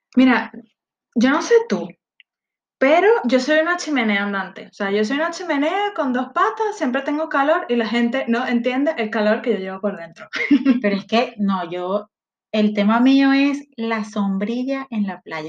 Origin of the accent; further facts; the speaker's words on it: Guatire, Miranda, Venezuela; moved away; Yo soy de Guatire